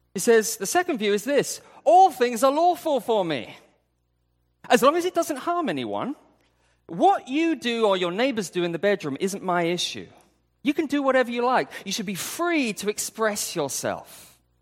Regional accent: United Kingdom; moved away; I, I'm from U K

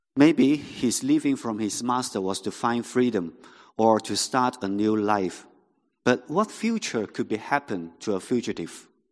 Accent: Hong Kong; first language Cantonese; English is a second language; I'm a, a local Hong Kong Hong Konger. So my mother tongue was Cantonese.

